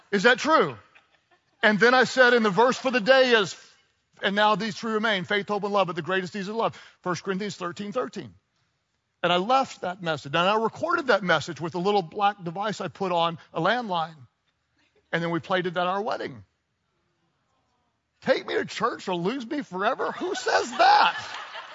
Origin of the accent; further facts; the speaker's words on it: United States; also born or lived in Texas / Oklahoma; I grew up in Texas and in Oklahoma